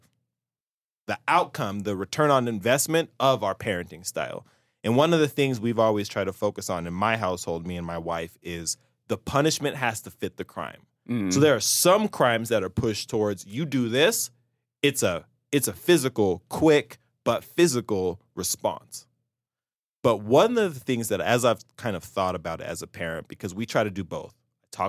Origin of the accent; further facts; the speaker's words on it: Salt Lake City, Utah, United States; I grew up in Salt Lake. I was a city kid.